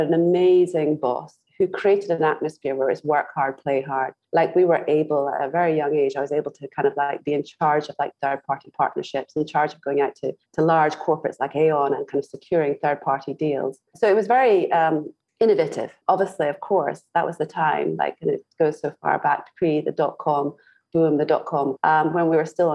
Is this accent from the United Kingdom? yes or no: yes; Scotland, United Kingdom; moved away as an adult; also born or lived in Glasgow; now in Singapore; I was born in Scotland